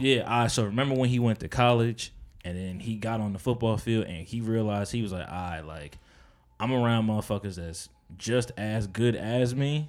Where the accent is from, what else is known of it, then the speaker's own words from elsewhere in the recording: Edison, New Jersey, United States; also born or lived in Plainfield, New Jersey / Perth Amboy, New Jersey / Piscataway, New Jersey; I'm from, like, Edison and Piscataway 'cause that was mainly my upbringing